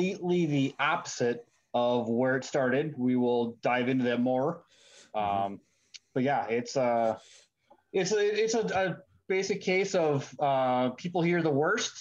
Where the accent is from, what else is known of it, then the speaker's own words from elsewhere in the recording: Midwest of the United States, United States; I'm from the Midwest of the United States. I grew up in a relatively rural area